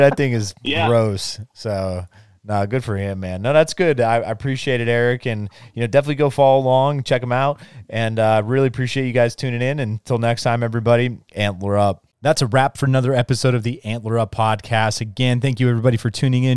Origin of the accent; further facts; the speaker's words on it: Hazleton, Pennsylvania, United States; I grew up just outside of Hazleton, so my whole life, and that's where I grew up hunting